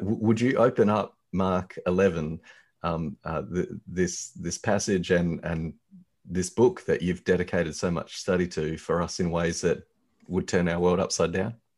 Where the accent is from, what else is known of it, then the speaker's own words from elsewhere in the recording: Australia; as an Australian